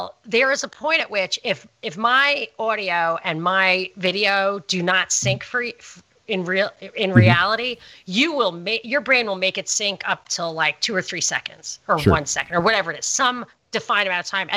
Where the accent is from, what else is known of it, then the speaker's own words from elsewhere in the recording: New York, United States; I'm from New York